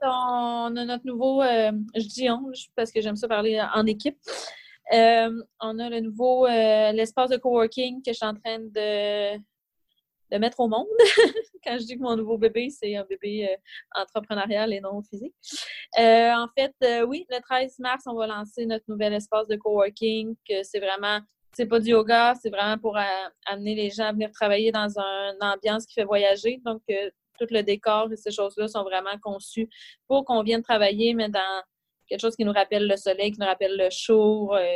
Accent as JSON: {"language": "French", "town": "Trois-Rivières", "region": "Quebec", "country": "Canada", "also_born_or_lived": "Montreal", "moved": "as an adult", "said": "quand je suis revenue euh, à Trois-Rivières, parce que je viens de Trois-Rivières"}